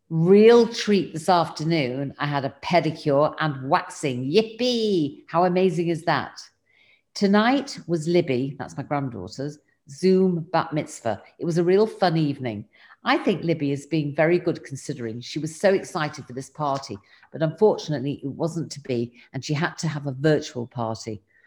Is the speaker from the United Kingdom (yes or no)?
yes; England, United Kingdom; now in Israel; I live here in Israel, but I'm originally from England